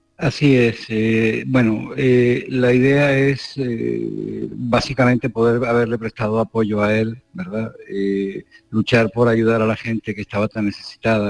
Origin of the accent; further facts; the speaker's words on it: Spain; also born or lived in Kherson, Ukraine; Como español